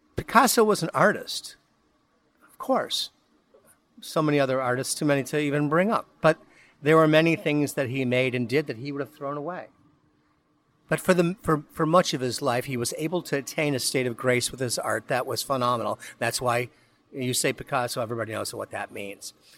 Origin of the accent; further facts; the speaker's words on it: Midwest, United States; now in Florida, United States; being a Midwesterner who came to Florida